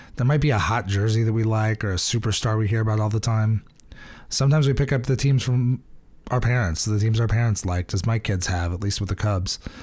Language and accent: English; Iowa, United States; I grew up in Iowa